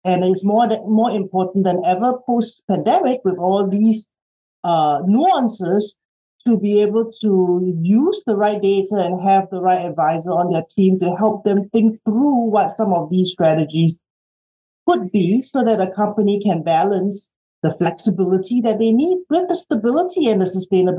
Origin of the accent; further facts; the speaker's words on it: Australia; moved away as an adult; also born or lived in Singapore; now in United States; No, I'm actually, hometown is actually Singapore. {S1} Okay. {S2} And I grew up in Australia, and I did my undergrad in Australia, and came here 25 years ago for work